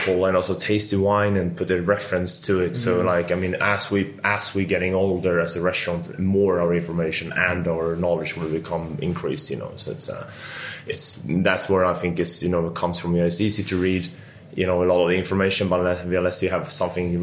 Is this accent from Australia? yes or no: no; Stockholm, Stockholm County, Sweden; moved away as an adult; now in London, United Kingdom; I'm Swedish and I'm from Stockholm.